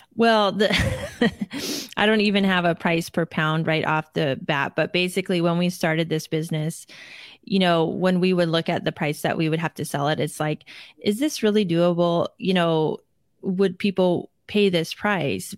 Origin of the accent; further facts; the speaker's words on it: Seattle, Washington, United States; we grew up in the Seattle area